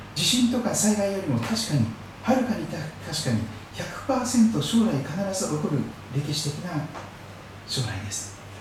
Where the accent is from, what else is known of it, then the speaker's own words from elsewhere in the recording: Shikoku, Kochi, Japan; moved away; 私の生まれ育った四国の高知県